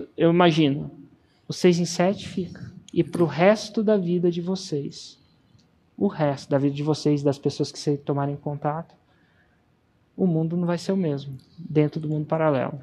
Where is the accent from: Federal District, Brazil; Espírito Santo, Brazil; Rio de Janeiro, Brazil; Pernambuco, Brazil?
Federal District, Brazil; Brasília; moved away; voltei para Brasília. É, acredite ou não, a cidade onde eu nasci